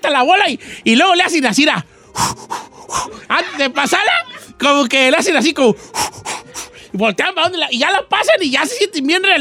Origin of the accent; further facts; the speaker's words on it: Los Reyes, Michoacán, Mexico; moved away; De los Reyes, Michoacán.